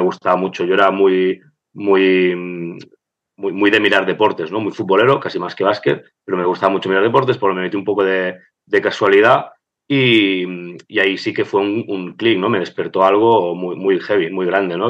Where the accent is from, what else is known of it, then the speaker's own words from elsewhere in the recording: Barcelona, Catalonia, Spain; yo fui estudiante de, mi escuela, aquí de, Gracia, de Bedruna. Eh, estudié todo mi vida ahí